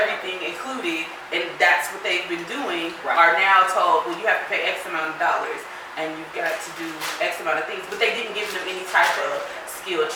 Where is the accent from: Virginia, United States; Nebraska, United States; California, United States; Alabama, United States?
California, United States; San Diego; moved away as an adult; also born or lived in Washington, D.C.; now in Memphis, United States; I was born and raised in California, and then I lived in D.C. for a year. And coming from San Diego, which is very kind of laid back, like I grew up between San Diego and the Valley